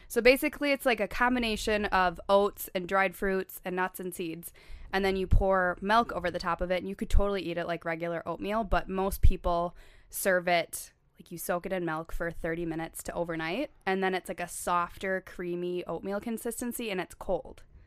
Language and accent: English; La Crosse, Wisconsin, United States; moved away as an adult; also born or lived in Saint Paul, Minnesota; So I grew up in La Crosse, Wisconsin, which is, like, three hours south of the Twin Cities.